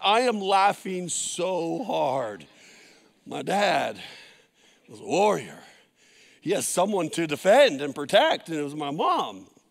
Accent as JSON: {"language": "English", "town": "San Jose", "region": "California", "country": "United States", "tie": "born or raised there", "said": "where we grew up in San Jose"}